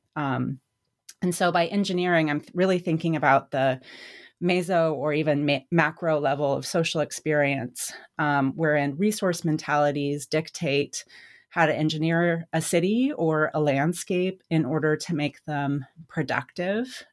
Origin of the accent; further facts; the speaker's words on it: United States; moved away as an adult; also born or lived in Indiana; growing up in Wyoming, Colorado, um, where I stopped living full-time in around two thousand six